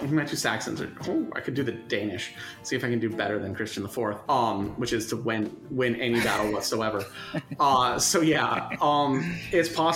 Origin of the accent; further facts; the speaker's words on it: United States; someone growing up in the United States